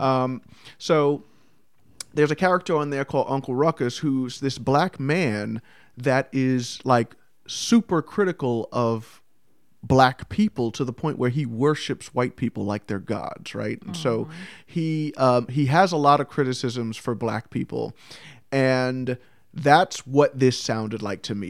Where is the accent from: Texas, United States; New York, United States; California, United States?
New York, United States; I'm from New York.